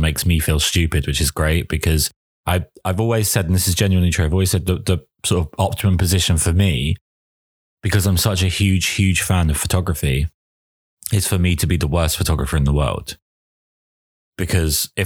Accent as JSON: {"language": "English", "region": "England", "country": "United Kingdom", "said": "I am English"}